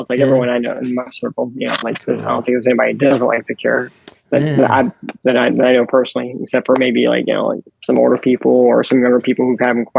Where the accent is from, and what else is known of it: New Orleans, Louisiana, United States; born or raised there